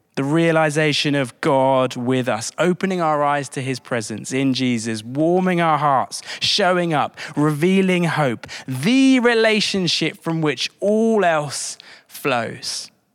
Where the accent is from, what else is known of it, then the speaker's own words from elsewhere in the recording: High Wycombe, South East England, United Kingdom; Wickham Wanderers, my hometown team